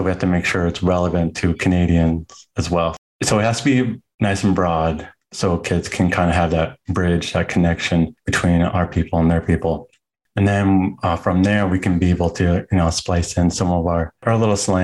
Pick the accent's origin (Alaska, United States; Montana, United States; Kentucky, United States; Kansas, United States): Alaska, United States; Southeast; now in Anchorage, United States; I'm from Southeast Alaska, residing in Anchorage, Alaska right now.